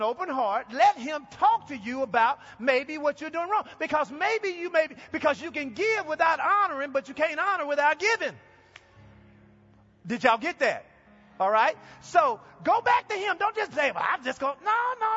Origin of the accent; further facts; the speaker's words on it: Texas, United States; moved away; I'm from Texas, and we use the phrase Mama Dem